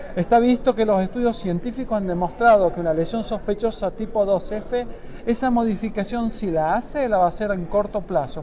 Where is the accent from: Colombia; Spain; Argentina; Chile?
Argentina; Tucumán; mi provincia, de la provincia de Tucumán